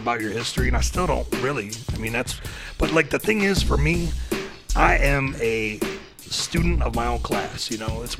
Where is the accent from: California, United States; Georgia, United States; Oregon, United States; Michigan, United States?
Michigan, United States; small town north of Detroit; I actually grew up about 2 hours, 2.5 hours north of Detroit. So it's like a small town